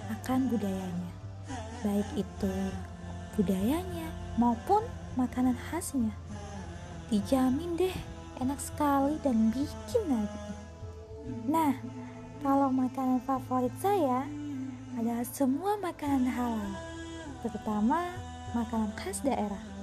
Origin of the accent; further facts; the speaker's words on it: Madura, East Java, Indonesia; moved away; Saya lahir di Madura